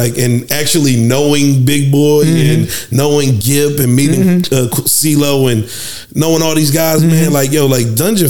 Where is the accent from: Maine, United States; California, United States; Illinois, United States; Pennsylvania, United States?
Pennsylvania, United States; Philadelphia; I'm from West Philly.